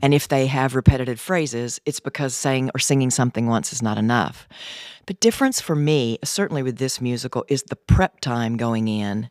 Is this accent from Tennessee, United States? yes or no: yes; Gleason, Tennessee, United States; now in LaGrange, United States; I am from Gleason, Tennessee.